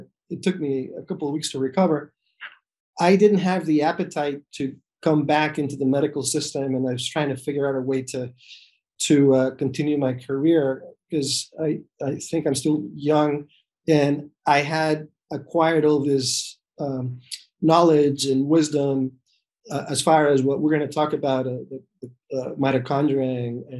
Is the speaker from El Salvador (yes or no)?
yes; El Salvador; moved away as an adult; also born or lived in New York City; now in Rhode Island, United States; I was born in El Salvador, back a few decades ago. And then I went to medical school actually in El Salvador